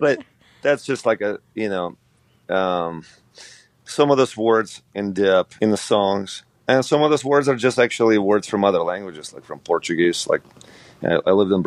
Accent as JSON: {"language": "English", "country": "Ukraine", "tie": "born or raised there", "moved": "yes", "said": "growing up in Ukraine"}